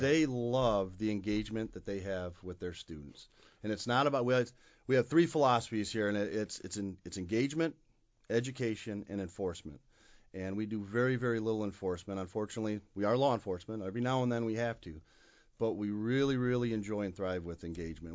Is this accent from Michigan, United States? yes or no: yes; Kalamazoo, Michigan, United States; I was born and raised right here in Kalamazoo, Michigan